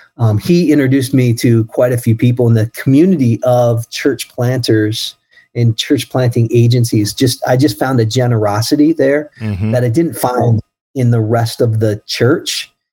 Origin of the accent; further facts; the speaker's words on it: East Coast, United States; growing up on the East Coast and in neighborhoods, there's quite a bit of diversity.